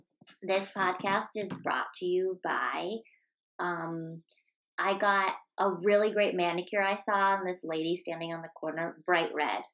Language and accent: English; Maryland, United States; born or raised there